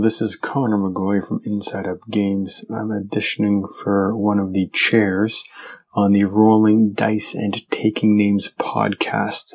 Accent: Canada; I'm Canadian

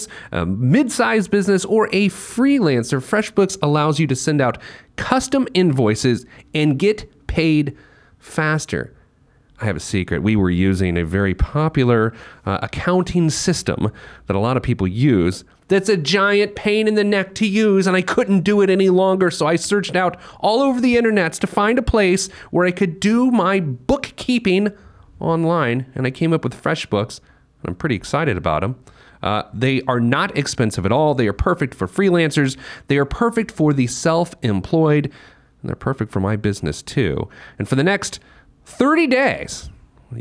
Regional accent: New York, United States; as a New Yorker

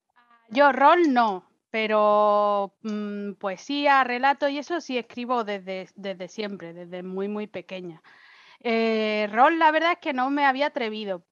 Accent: Spain; moved away as an adult; now in Germany; me fui de España

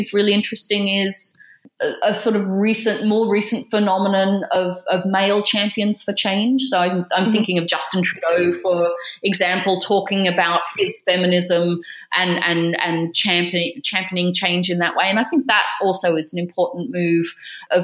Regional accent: Australia; moved away as an adult; now in United Kingdom; as an Australian living in the UK

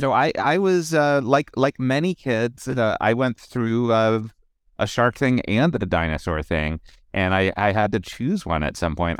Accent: Pittsburgh, Pennsylvania, United States; born or raised there

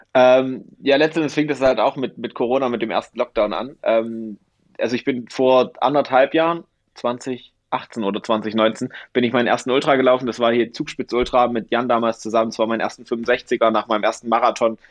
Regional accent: Dresden, Saxony, Germany; moved away as an adult; now in Garmisch-Partenkirchen, Germany; bin ich umgezogen von Good Old East Germany, ähm, von meiner Heimatstadt Dresden, ähm, nach Garmisch-Partenkirchen

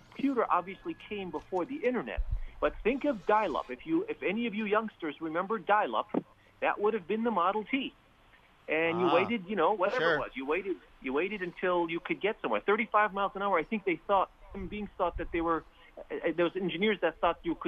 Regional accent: United States; as an American

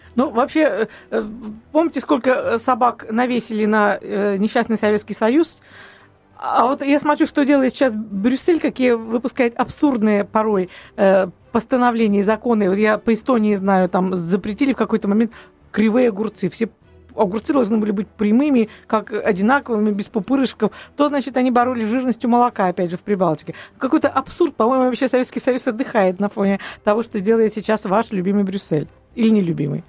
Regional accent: Russia; мы настолько вот россияне

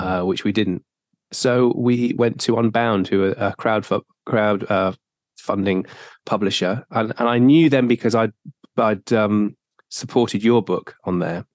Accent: South Wales, United Kingdom; I grew up in South Wales.

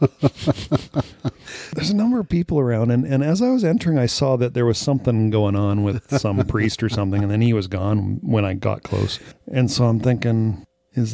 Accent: United States; I'm that American

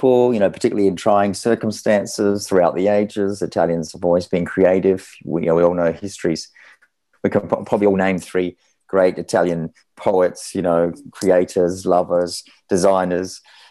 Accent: Australia; moved away as an adult; now in Milan, Italy; I was born in Australia myself

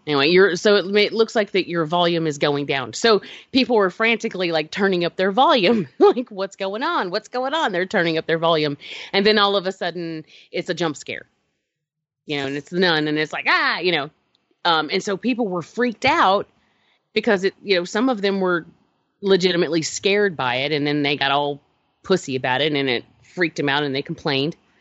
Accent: Georgia, United States; I'm from Georgia

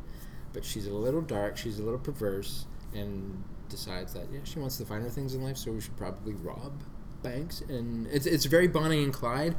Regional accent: Bermuda; moved away; when I grew up in Bermuda, 1987

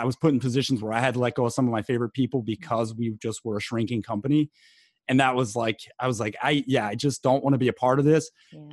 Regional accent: East Coast, United States; also born or lived in Delaware / St. Paul, Minnesota; growing up in East Coast Italian

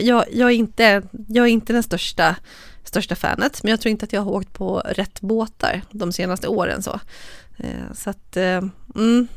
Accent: Borlänge, Dalarna County, Sweden; born or raised there; now in Stockholm, Sweden

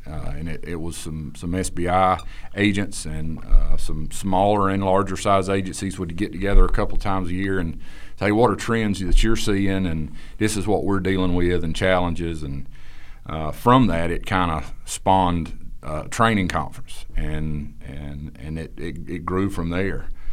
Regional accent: Eastern North Carolina, United States; I'm from Eastern North Carolina

